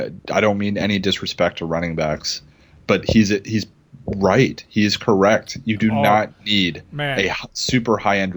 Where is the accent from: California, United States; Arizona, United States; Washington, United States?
Washington, United States; Seattle; I'm from Seattle.